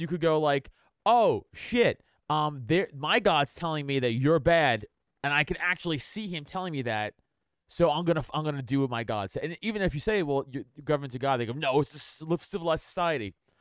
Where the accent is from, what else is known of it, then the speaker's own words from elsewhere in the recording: New York City, New York, United States; moved away as an adult; also born or lived in Philadelphia area; now in Philadelphia, United States; I am from Staten Island